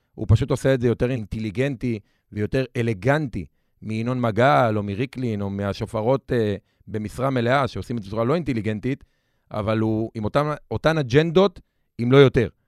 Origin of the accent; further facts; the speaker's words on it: Lod, Central District, Israel; גדלתי בלוד, במשפחה קשת יום, אה, בשכונה מאוד קשה